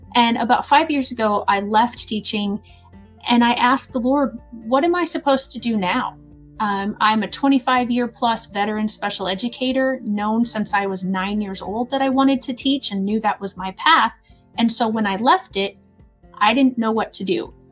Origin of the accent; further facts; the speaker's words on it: Southern Illinois, United States; I'm from Southern Illinois